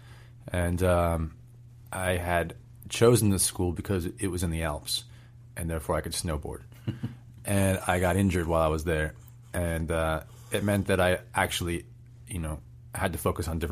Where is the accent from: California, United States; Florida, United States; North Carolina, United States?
California, United States; Bay Area; also born or lived in London; growing up in a place like the Bay Area